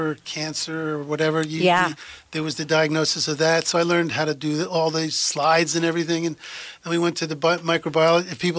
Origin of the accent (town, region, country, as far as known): Philadelphia, Pennsylvania, United States; born or raised there; moved away as an adult; also born or lived in Heidelberg, Germany; now in McMinnville, United States